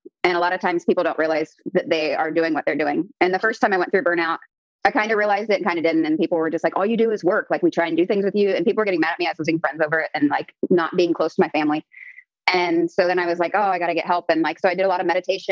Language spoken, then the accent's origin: English; Columbus, Ohio, United States; moved away as an adult; now in San Jose, United States; I am from Columbus, Ohio originally.